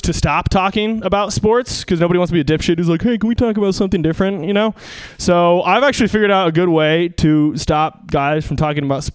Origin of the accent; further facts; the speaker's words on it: Seattle, Washington, United States; moved away; I'm from Seattle